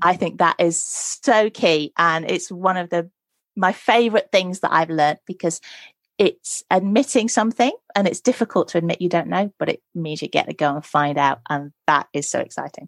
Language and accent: English; Nottinghamshire, East Midlands, United Kingdom; I grew up in Nottinghamshire